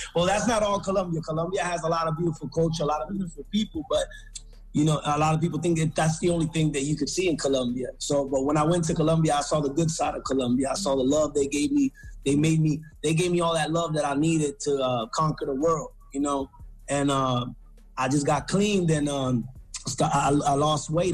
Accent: Lawrence, Massachusetts, United States; first language English; moved away; I was born in Lawrence, Massachusetts

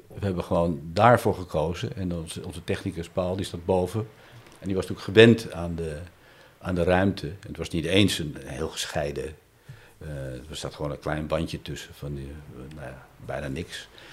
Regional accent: Amsterdam, North Holland, Netherlands; het buurtje waar ik geboren ben, hier om de hoek in Amsterdam-Oost

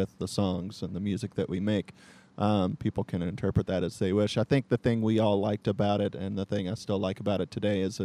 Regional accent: Louisville, Kentucky, United States; born and raised in Louisville, Kentucky.

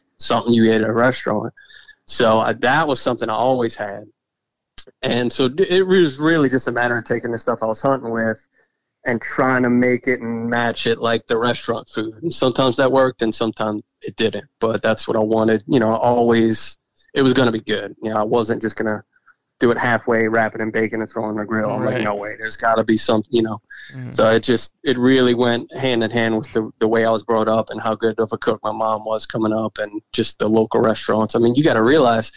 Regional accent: Violet, Louisiana, United States; I grew up 20 minutes from downtown New Orleans.

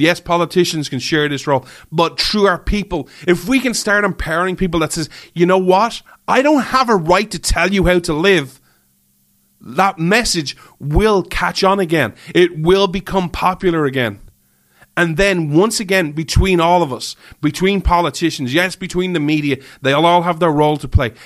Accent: Ireland; moved away; I grew up in Ireland

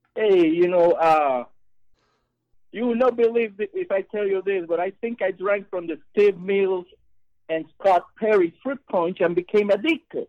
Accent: Puerto Rico; now in Tampa, United States; I'm calling from uh, Tampa, Florida, but I'm originally from Puerto Rico.

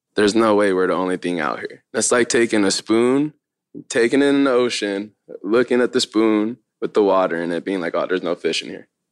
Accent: Long Beach, California, United States; also born or lived in Lakewood, California; Born in Long Beach, and then once I was, like, eight or nine, moved to Lakewood, which is right around the corner.

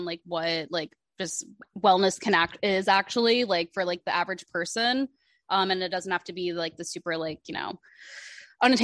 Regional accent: Omaha, Nebraska, United States; now in New York, United States; I'm from Omaha, Nebraska

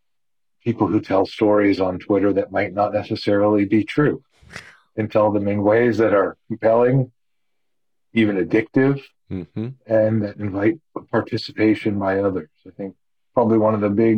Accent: Canada; now in United States; I grew up in Canada and I have a Canadian mom and an American father

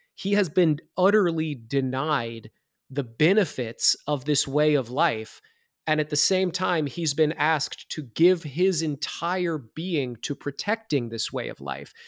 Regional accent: Iowa, United States; I'm from Iowa

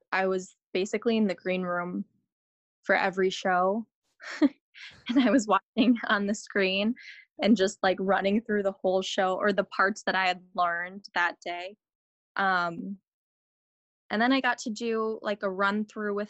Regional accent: Wisconsin, United States; I grew up in Wisconsin, you know, I'm out in the boonies and I, you know, live on a lake

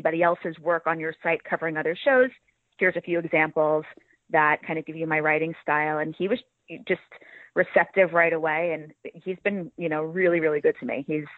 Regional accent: New York, United States; Okay, well, I am from New York.

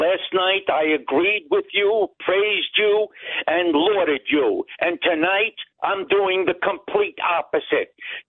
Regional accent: New York City, New York, United States; now in Yonkers, United States; I grew up near Arthur Avenue in the Bronx

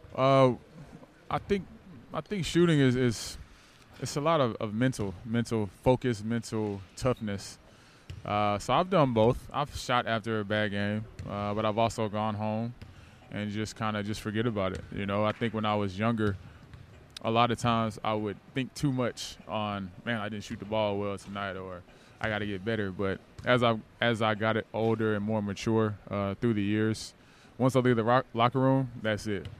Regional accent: Norcross, Georgia, United States; also born or lived in Nashville, Tennessee; grew up in Norcross, Georgia

